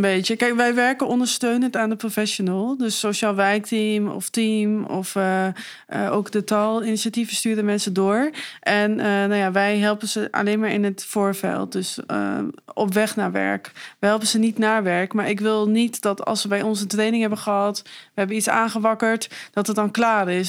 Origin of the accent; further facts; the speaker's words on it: Meppel, Drenthe, Netherlands; also born or lived in Leeuwarden / Leiden; now in Zwolle, Netherlands; ik ben geboren in Leeuwarden en opgegroeid in Meppel